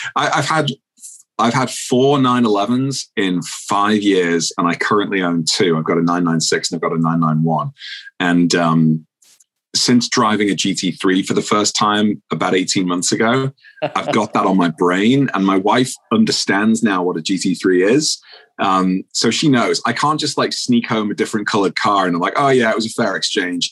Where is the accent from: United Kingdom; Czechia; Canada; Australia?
United Kingdom; moved away as an adult; now in Minneapolis, United States; I'm a Brit.